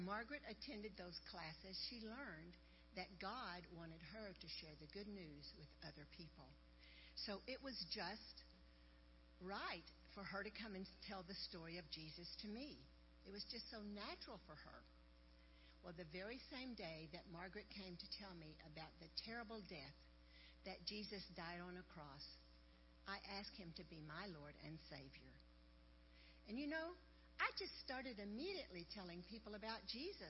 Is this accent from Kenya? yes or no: yes; Kenya; I'm from Kenya. I live in the northern part of Kenya. We Samburu people